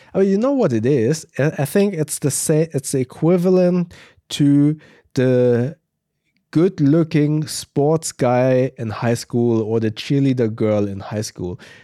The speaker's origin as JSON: {"language": "English", "country": "Germany"}